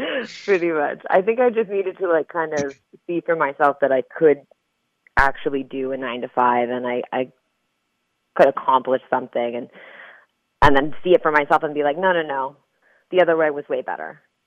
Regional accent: San Diego, California, United States; also born or lived in Chula Vista / Spring Valley / Utah; I'm originally from San Diego. I was born in Chula Vista, and I lived in Spring Valley, which is like south side of San Diego.

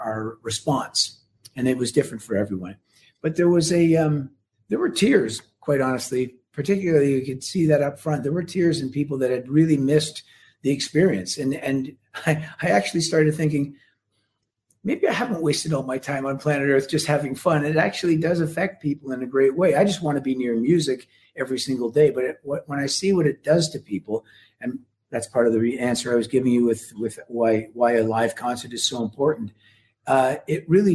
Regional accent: Canada; as a Canadian

